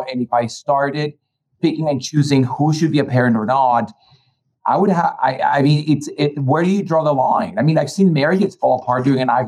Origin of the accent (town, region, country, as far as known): Colombia; born or raised there; now in United States